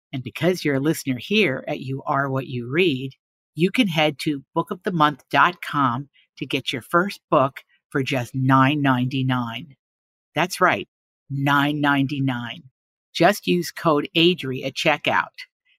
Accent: Big Stone Gap, Virginia, United States; a place that I assure a lot of you are tuning in from, is my home, my hometown, Big Stone Gap, Virginia.

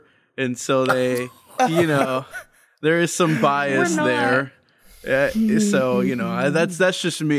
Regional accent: Chicago, Illinois, United States; I'm from Chicago.

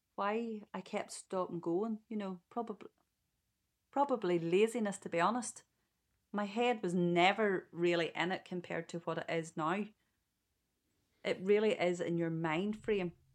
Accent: Ballymena, Northern Ireland, United Kingdom; I am from Ballymena

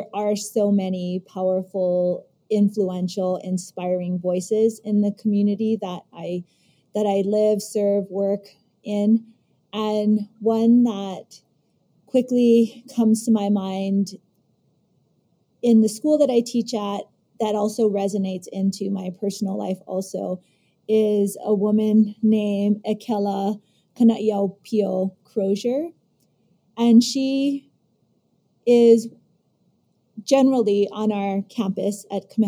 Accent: California, United States; moved away as an adult; also born or lived in Hana, Maui, Hawaii; now in Maui, United States; I was born and raised in California, and my mom and dad are from very, very remote small towns here on Maui, Hana and Kipuhulu

